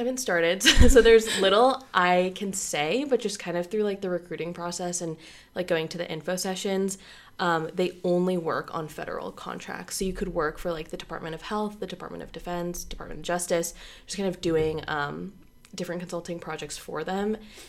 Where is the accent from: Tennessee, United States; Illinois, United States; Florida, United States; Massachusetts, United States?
Florida, United States; Orlando; also born or lived in Bangor, Maine; Originally, I'm from Orlando, Florida, but I grew up a little bit in Bangor, Maine as well.